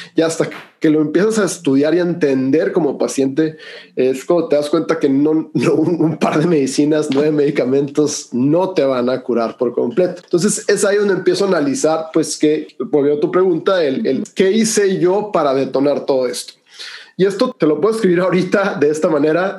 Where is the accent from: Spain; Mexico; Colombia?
Mexico; Hermosillo, Sonora; soy de Hermosillo, Sonora y, pues soy el quinto de una familia grande